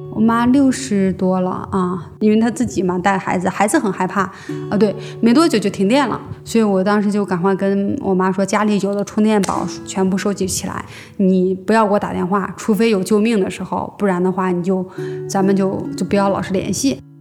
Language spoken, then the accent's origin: Chinese; Zhengzhou, Henan, China; now in Beijing, China; 然后我是河南人，河南郑州人